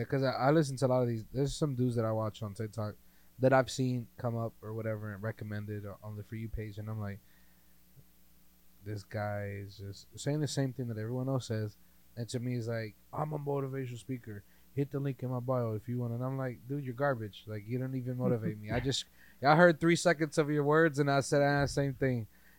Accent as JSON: {"language": "English", "region": "East Coast", "country": "United States", "moved": "yes", "lives_now": "Fresno, United States", "said": "I'm from the East Coast, guys."}